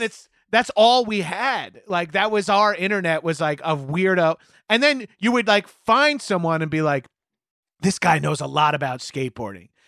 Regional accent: Long Island, New York, United States; we had Alacal Cruz Surf Shop in my hometown on Long Island

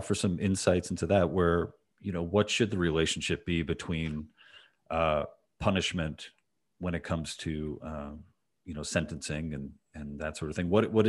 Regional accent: United States; I'm a libertarian. I'm an American libertarian.

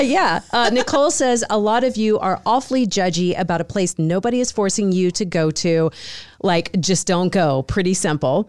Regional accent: North Carolina, United States; now in Dallas, United States; growing up in North Carolina, we had a soda called cheer wine

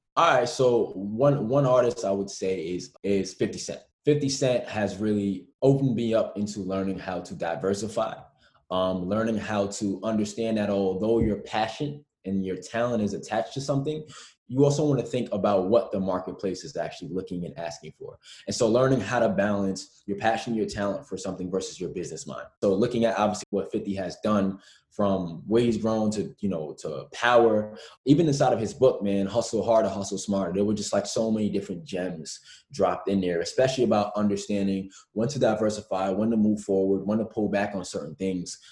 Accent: New York, United States; growing up in New York

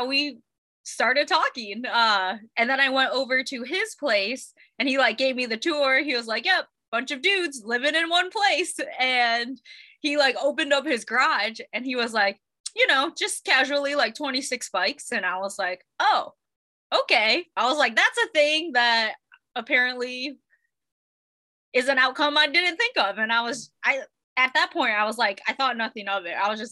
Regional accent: Ohio, United States; also born or lived in Colorado; now in San Diego, United States; I'm actually from Ohio. And then moved out to Colorado

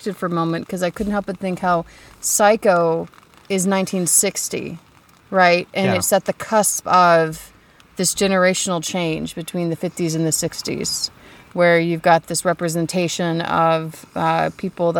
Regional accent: Savannah, Georgia, United States; I am from Savannah, Georgia

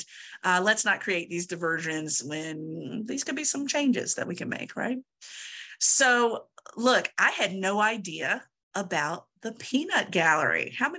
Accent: Virginia, United States; I am originally from Southern Virginia, and my mother talks about it quite a bit, where there was a movie theater, small movie theater in my hometown

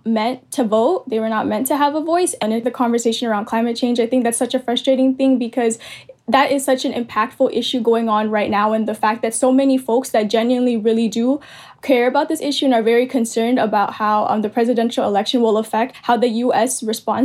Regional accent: American Samoa; moved away; I'm Filipina ethnically. But because I grew up in American Samoa

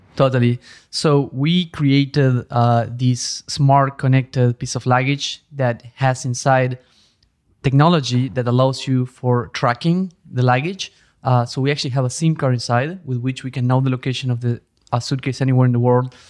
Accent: Argentina; moved away as an adult; also born or lived in Europe; now in New York, United States; I'm originally from Argentina

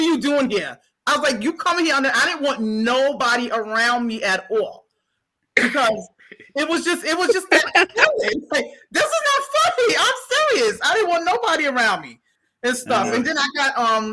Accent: New York City, New York, United States; New York is my hometown

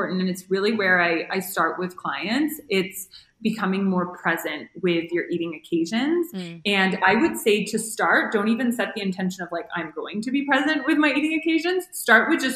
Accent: Toronto, Ontario, Canada; moved away as an adult; now in Mexico; I'm from Toronto and it's really cold in the winter

